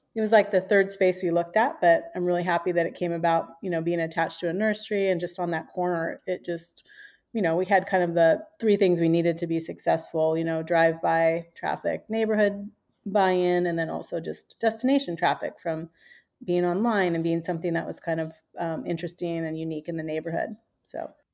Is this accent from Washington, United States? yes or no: yes; Seattle, Washington, United States; now in San Diego, United States; I was born and raised in the Seattle area